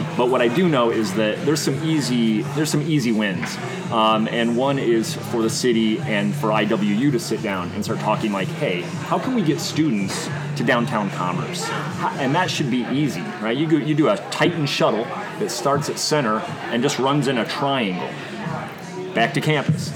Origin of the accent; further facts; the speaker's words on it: Bloomington, Illinois, United States; moved away as an adult; also born or lived in Chicago / Berlin, Germany / London, United Kingdom / Austin, Texas; ended up back in my hometown where you can see uh, from my from my office. You can actually see uh, where I was born.